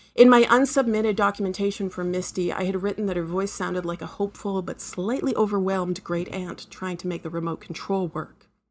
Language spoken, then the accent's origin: English; Canada; I'm a Canadian writer